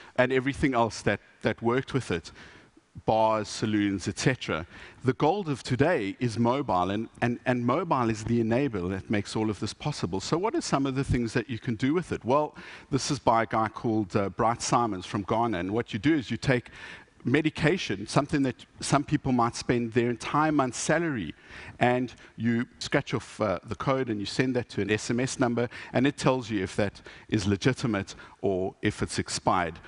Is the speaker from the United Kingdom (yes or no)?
no; Johannesburg, Gauteng, South Africa; I come from Johannesburg, which is a mining town